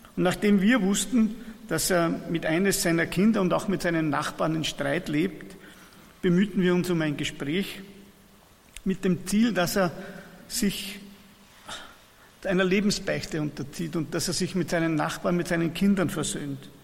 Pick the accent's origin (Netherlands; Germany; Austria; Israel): Austria; Persenbeug, Lower Austria